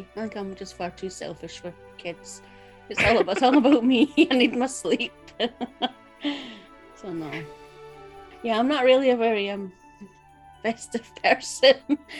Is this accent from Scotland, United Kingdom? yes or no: yes; Scotland, United Kingdom; moved away; I'm actually going back to my hometown in Scotland